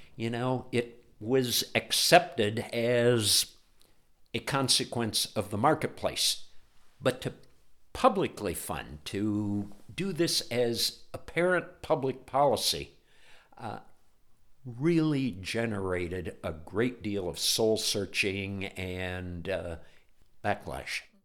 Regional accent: Ohio, United States; I grew up in Ohio

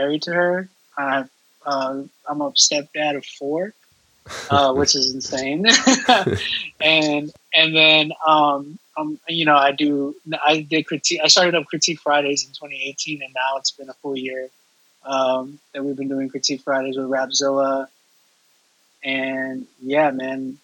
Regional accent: Texas, United States; I'm from Texas.

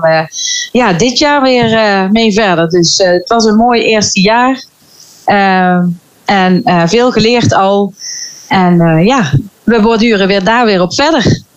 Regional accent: Veghel, North Brabant, Netherlands; ik kom uit Vechel

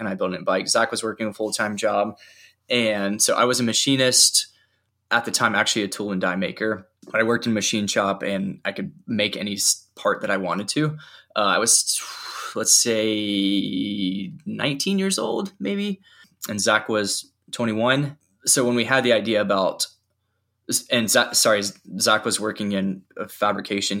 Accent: Charlotte, North Carolina, United States; I grew up in Charlotte, North Carolina

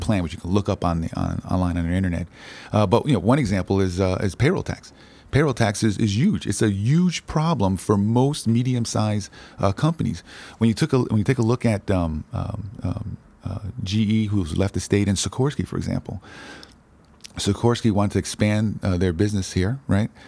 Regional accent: New Haven, Connecticut, United States; I grew up in, uh, inner city, uh, New Haven, in the Hills section

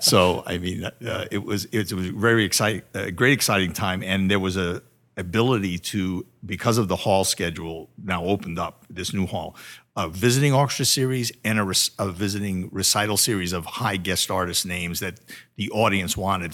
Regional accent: Connecticut, United States; moved away; back in Connecticut where I'm from

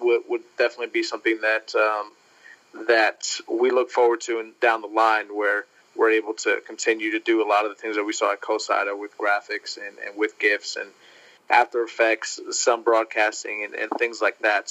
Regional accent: New York City, New York, United States; moved away as an adult; also born or lived in Delaware / Louisiana / Florida; now in Kingsville, United States; I'm originally from New York City

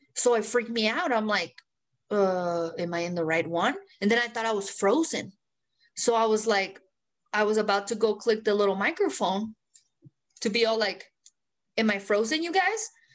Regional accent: Mexico; English is a second language; now in United States; I'm a Mexican American

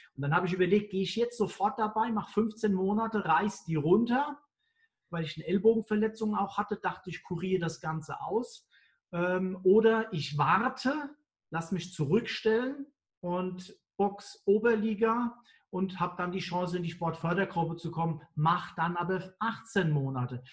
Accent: Mainz, Rhineland-Palatinate, Germany; Ich bin ja Mainzer

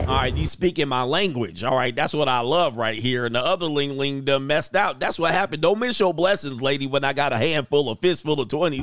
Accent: Baltimore, Maryland, United States; I'm from Baltimore

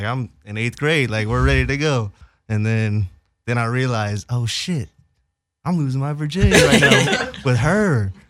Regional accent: Orange County, California, United States; I'm from Orange County. We're like the two black kids doing a little yin and yang.

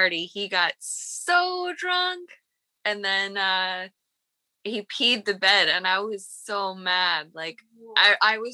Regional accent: Pennsylvania, United States; I'm from Pennsylvania.

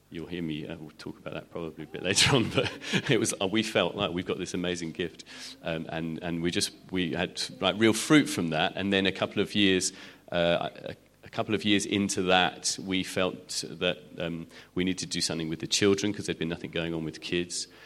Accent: United Kingdom; which was wonderful because as British people, we went there and like, why have we got two services here?

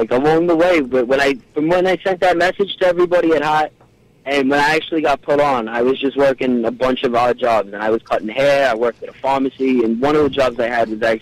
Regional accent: Queens, New York, United States; born there; accent: Brooklyn; I was born in Queens. I, I live in Brooklyn now.

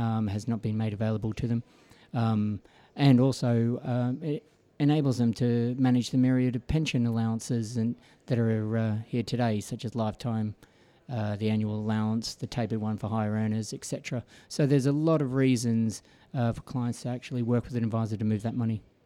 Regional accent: Melbourne, Victoria, Australia; moved away as an adult; now in United Kingdom; born and bred in Melbourne, Australia

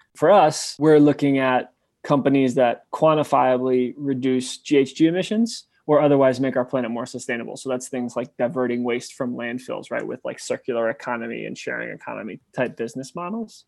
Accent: New York City, New York, United States; moved away as an adult; also born or lived in Memphis, Tennessee; I'm from New York City

